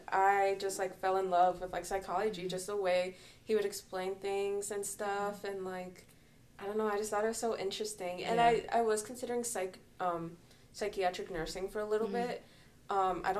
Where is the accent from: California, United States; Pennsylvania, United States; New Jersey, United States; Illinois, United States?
Illinois, United States; Rockford; I'm from Rockford, and I went to Rock Valley College